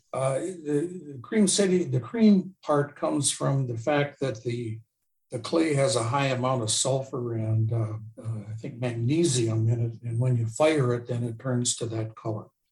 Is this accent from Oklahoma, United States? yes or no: no; Port Washington, Wisconsin, United States; moved away as an adult; I grew up in Port Washington, but I, my job took me all over the world, and I lived all over, and I just came home